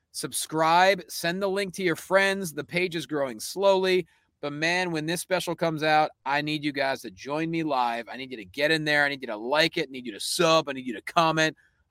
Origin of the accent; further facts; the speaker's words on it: Pennsylvania, United States; I'm from Pennsylvania.